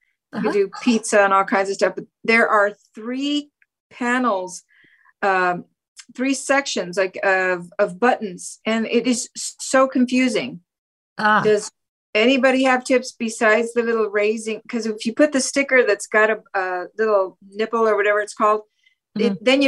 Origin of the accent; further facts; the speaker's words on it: Port Townsend, Washington, United States; Port Townsend, Washington.